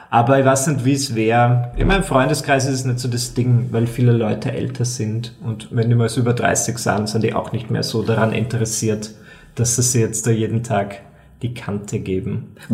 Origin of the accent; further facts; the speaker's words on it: Burgenland, Austria; also ich bin Burgenländer und ich komme so aus einer Gegend, da ist Alkohol trinken einfach so wie, keine Ahnung, wie Salz beim Essen.